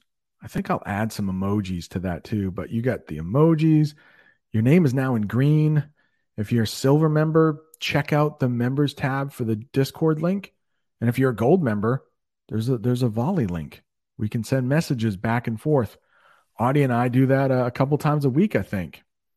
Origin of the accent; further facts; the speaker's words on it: Maine, United States; accent: Maine; I think I have a Maine accent, but if you like my accent, that's great. I try to get rid of my accent.